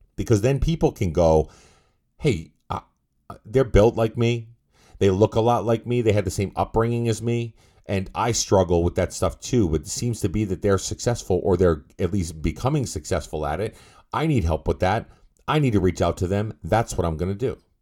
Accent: Massachusetts, United States; I'm from Massachusetts

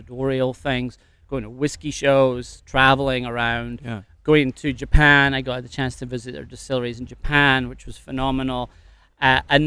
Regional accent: River Spey, Scotland, United Kingdom; moved away as an adult; also born or lived in south of France; now in Annapolis, United States; I grew up fly fishing in the River Spey.

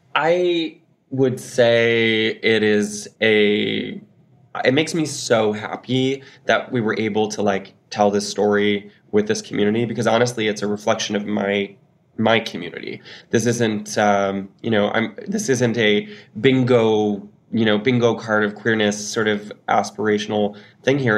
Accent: Newfoundland and Labrador, Canada; I'm a Newfoundlander

